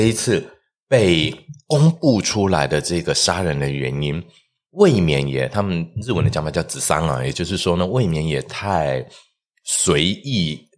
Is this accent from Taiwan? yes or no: yes; Taiwan; also born or lived in Sendai, Japan; 我那时候在日本走路是有风的，身为台湾人走路是有风的